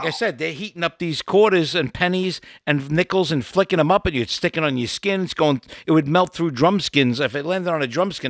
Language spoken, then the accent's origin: English; New York City, New York, United States; Where I grew up in Brooklyn, it was tough shit